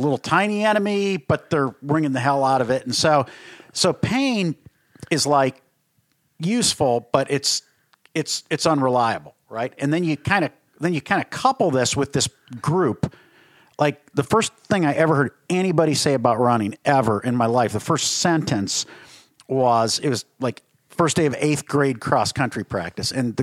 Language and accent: English; Berea, Ohio, United States; I grew up in Berrio, Wallace.